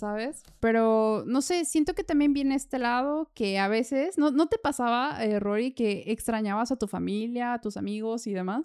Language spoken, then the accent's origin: Spanish; Mexico; now in Vienna, Austria; siendo mexicana